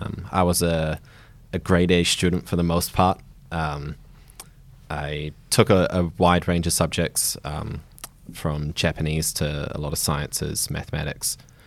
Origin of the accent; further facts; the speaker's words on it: Nelson, New Zealand; I grew up in Nelson, so top of the South Island, small town, maybe 50,000 population.